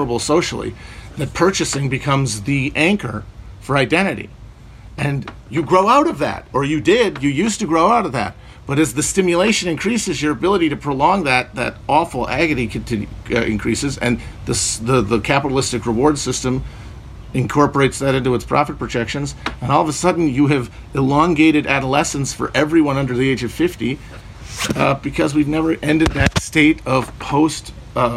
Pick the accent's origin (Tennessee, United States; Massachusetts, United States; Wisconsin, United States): Wisconsin, United States; I'm from Wisconsin